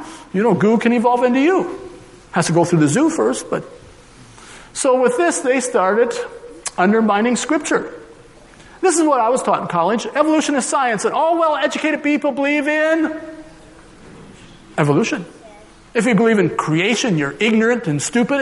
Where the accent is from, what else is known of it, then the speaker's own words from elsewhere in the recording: Minnesota, United States; now in Colorado, United States; I was originally from Minnesota